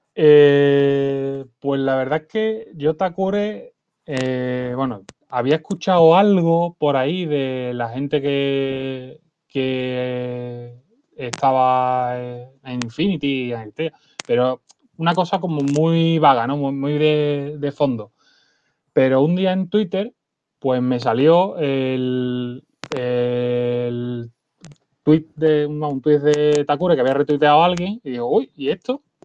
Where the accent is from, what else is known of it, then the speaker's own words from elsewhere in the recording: Seville, Andalusia, Spain; yo soy de Sevilla